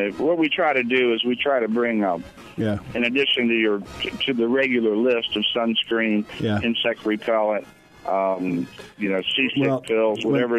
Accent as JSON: {"language": "English", "country": "United States", "said": "I have never been dissed for being American."}